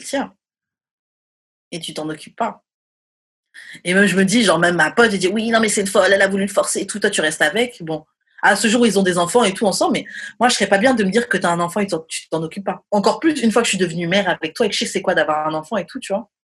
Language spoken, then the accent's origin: French; France; moved away as an adult; also born or lived in Montreal; nous, en France, on dit un menu